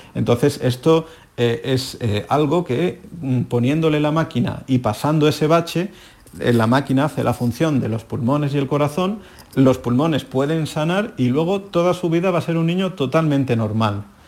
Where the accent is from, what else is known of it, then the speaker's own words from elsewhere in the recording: Seville, Andalusia, Spain; moved away as an adult; now in Madrid, Spain; la hermandad de Santa Cruz, en la calle Mateos Gago, que es mi barrio donde yo nací